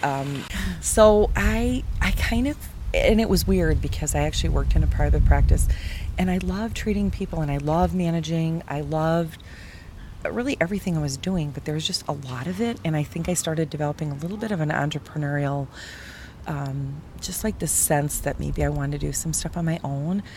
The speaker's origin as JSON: {"language": "English", "town": "Milwaukee", "region": "Wisconsin", "country": "United States", "said": "I'm from Milwaukee"}